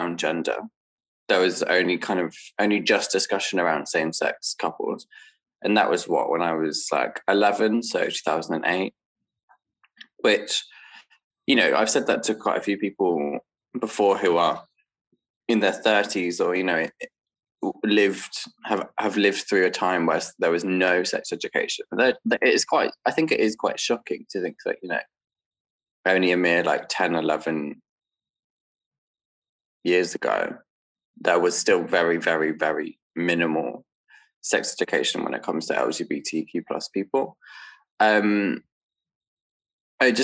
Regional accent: Dorchester, South West England, United Kingdom; moved away; I grew up in Dorset, which is like southwest England. In Dorchester

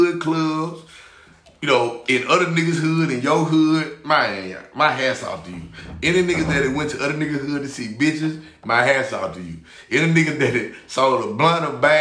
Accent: Memphis, Tennessee, United States; I'm from Memphis

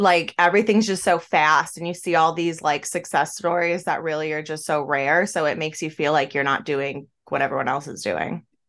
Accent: an hour and a half south of Buffalo, New York, United States; moved away as an adult; now in Florida, United States; I'm from an hour and a half south of Buffalo

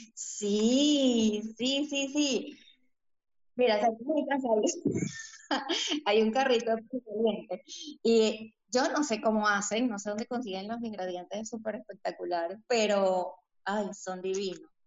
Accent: Lara, Venezuela; born or raised there; moved away as an adult; also born or lived in Bogotá, Colombia; now in Lima, Peru

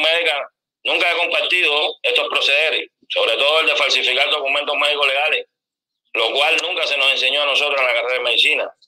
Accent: Sancti Spíritus, Cuba; moved away as an adult; now in Venezuela; soy cubano, médico, especialista en medicina general integral con diplomado en terapia intensiva en genética clínica de la provincia de Santiago Espíritu, en nuestra isla.

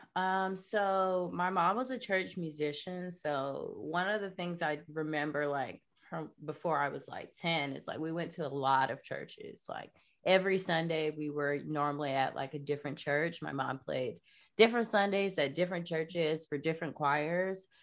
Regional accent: North Florida, United States; moved away as an adult; also born or lived in New York; Bible Belt, I'm from, like, North Florida

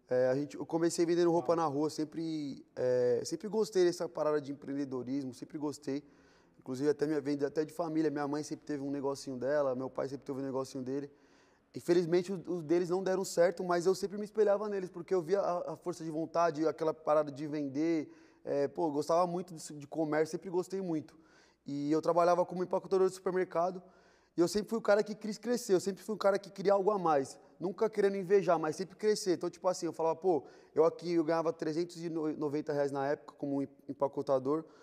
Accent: São Paulo, Brazil; born there; eu vim de quebrada, né? Eu nasci na Vila Rica de São Paulo.

